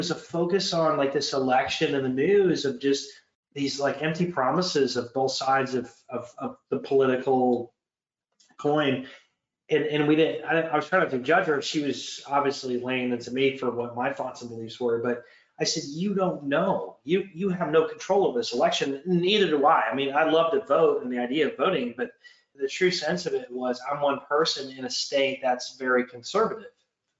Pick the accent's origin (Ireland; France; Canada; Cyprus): Canada; sorry, but I'm Canadian, half American, half Ukraine, half this. Doesn't matter. I'm from all over the country in the world